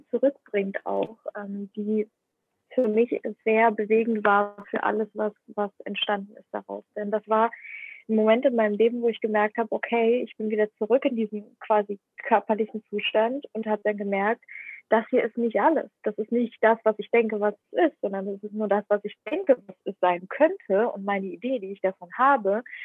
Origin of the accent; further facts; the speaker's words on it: Ukraine; also born or lived in Germany; now in Indonesia; Ich bin aber in der Ukraine geboren und ich spreche auch Bahasa und ich spreche aber auch Englisch